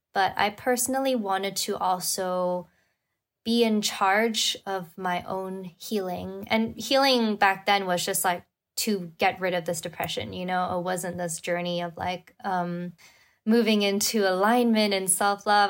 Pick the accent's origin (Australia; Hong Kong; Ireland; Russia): Hong Kong; moved away as an adult; also born or lived in New York / Madrid / London; I was born and raised in Hong Kong, and then I lived in New York and even Madrid and London before coming back.